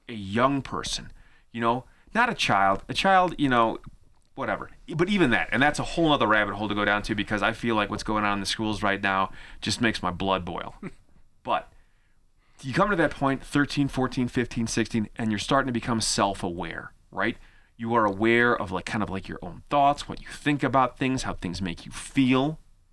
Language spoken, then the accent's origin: English; United States; as an American student